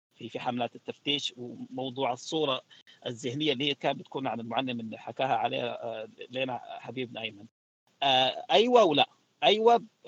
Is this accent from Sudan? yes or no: yes; Sudan; احنا كسودانيين